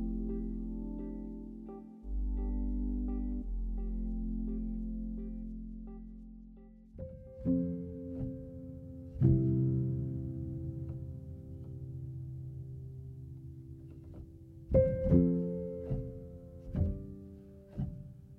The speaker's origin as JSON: {"language": "English", "country": "United States", "said": "As American Christians"}